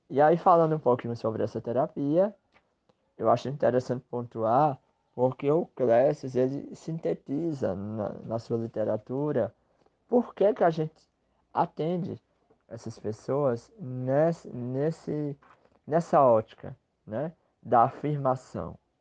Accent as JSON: {"language": "Portuguese", "region": "Northeast Brazil", "country": "Brazil", "said": "que sou sertanejo, que sou nordestino, que sou brasileiro."}